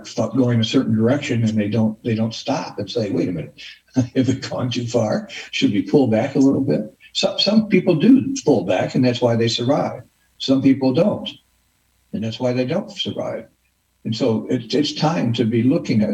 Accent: Bryan, Ohio, United States; I'm from Bryan, Ohio, a town of 8,000 people in Northwest Ohio.

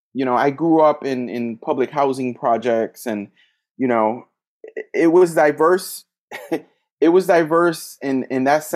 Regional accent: Utica, New York, United States; born or raised there; also born or lived in Brooklyn, New York; now in Fort Lauderdale, United States

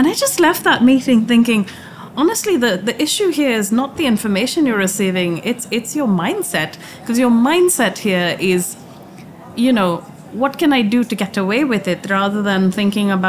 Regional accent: India; moved away; I grew up in India

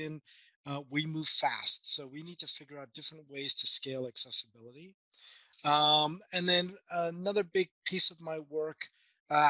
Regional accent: Montreal, Quebec, Canada; now in Sunnyvale, United States; I was born and raised back in Montreal.

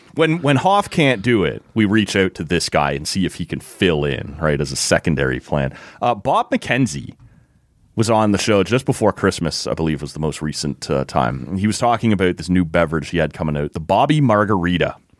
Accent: Toronto, Ontario, Canada; now in Ottawa, Canada; if it came to my hometown

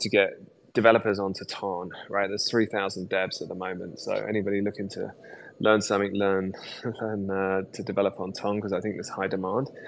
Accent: United Kingdom; as a Brit

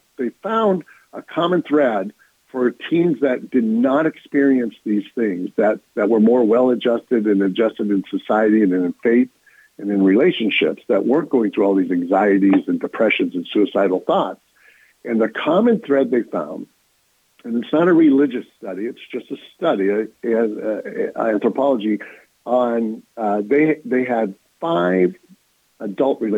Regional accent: North County, California, United States; I had grown up in North County

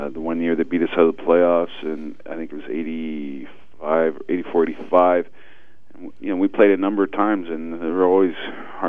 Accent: Lindsay, Ontario, Canada; I grew up in Lindsay, Ontario.

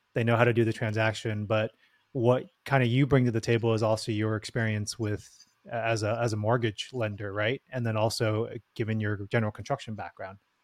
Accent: San Jose, California, United States; I grew up in the Bay Area, spent most of my life here in the Bay in San Jose

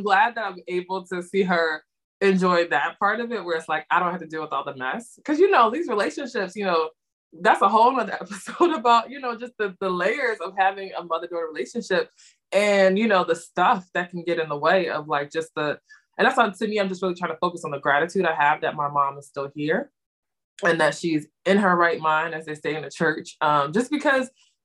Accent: Philadelphia, Pennsylvania, United States; we're from Philly

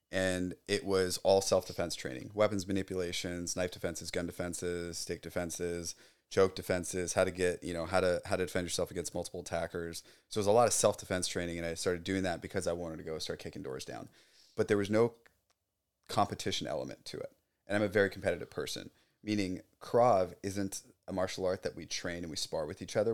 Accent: South Orange County, California, United States; I grew up in South Orange County

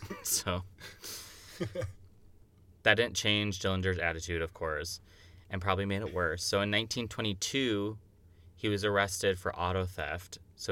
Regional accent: Chicago, Illinois, United States; I mean, but we're from Chicago.

